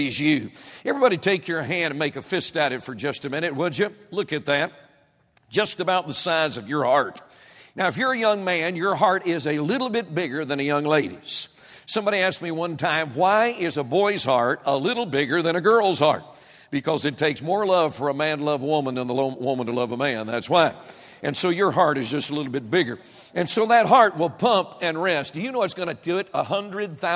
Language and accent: English; United States; I was born in the United States of America